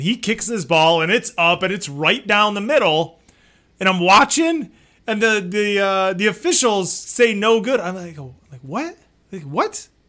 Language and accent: English; Detroit, Michigan, United States; it's my hometown team